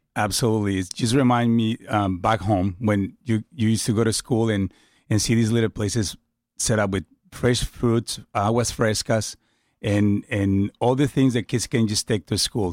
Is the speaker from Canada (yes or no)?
no; Baja California, Mexico; moved away; where I grew up in Baja.